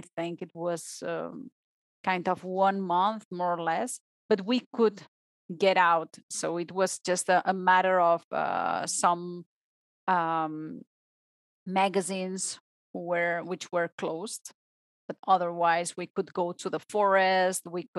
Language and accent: English; Barcelona, Catalonia, Spain; English is a second language; moved away as an adult; now in Switzerland; I am from Spain. I am from Barcelona.